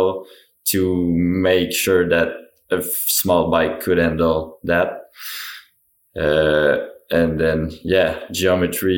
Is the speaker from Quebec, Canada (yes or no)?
yes; Mont-Sainte-Anne, Quebec, Canada; Born and raised in Mont-Saint-Anne, like trails are rough there, but that's what we like and that's what we grew up enjoying.